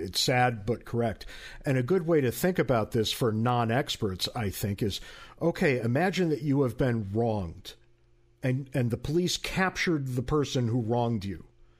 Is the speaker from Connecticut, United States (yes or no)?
yes; Connecticut, United States; because even where I grew up in Connecticut all those years ago